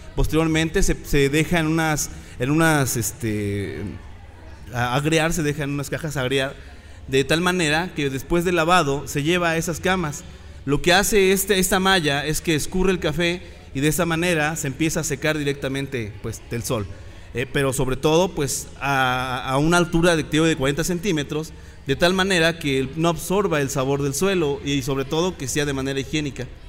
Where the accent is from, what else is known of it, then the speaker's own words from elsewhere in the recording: Sierra Norte, Puebla, Mexico; Soy originario de la Sierra Norte del estado de Puebla, de una comunidad llamada Totutla.